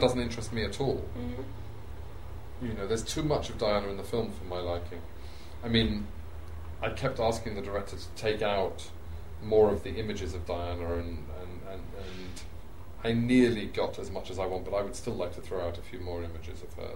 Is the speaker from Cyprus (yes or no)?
no; England, United Kingdom; as an Englishman living in England, growing up in England